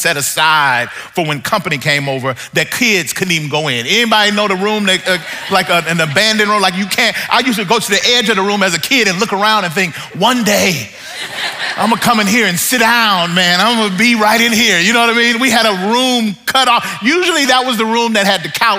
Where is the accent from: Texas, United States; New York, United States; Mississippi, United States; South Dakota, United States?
Mississippi, United States; now in Southern California, United States; I live in Southern California now, but I grew up in Mississippi